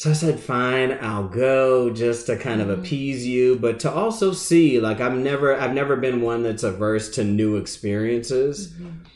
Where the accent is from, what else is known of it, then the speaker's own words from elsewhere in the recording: Massachusetts, United States; now in Charlotte, United States; I'm originally from the Massachusetts area